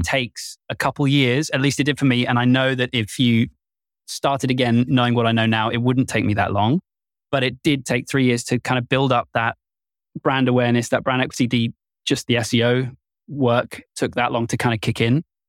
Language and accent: English; United Kingdom; I'm very British